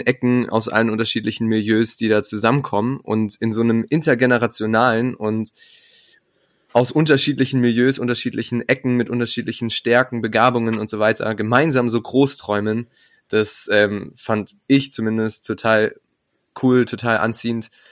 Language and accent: German; Munich, Bavaria, Germany; moved away as an adult; now in Marburg, Germany; ich komme ursprünglich aus München